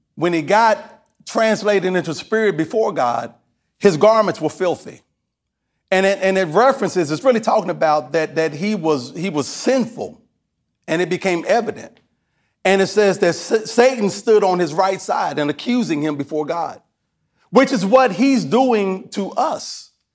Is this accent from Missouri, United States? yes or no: no; Kentucky, United States; I'm from Kentucky